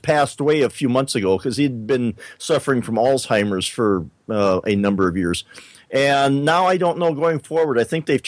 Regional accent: South Dakota, United States; maybe I shouldn't be so hard on my home state here, but I always thought of South Dakota

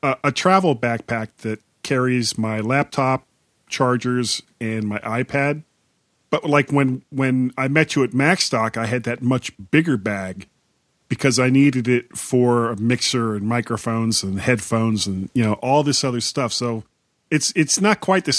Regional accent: United States; we're American

